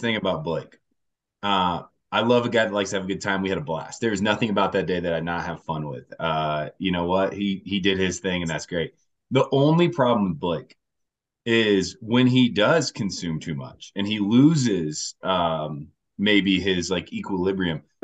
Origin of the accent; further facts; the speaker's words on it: Indiana, United States; moved away as an adult; now in Denver, United States; I've been out in Denver now for ten years, so I'm from Indiana okay. originally